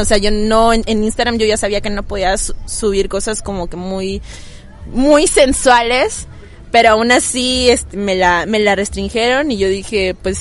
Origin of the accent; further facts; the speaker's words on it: Tuxtla Gutiérrez, Chiapas, Mexico; soy de Tuxtla, allá vivo desde que nací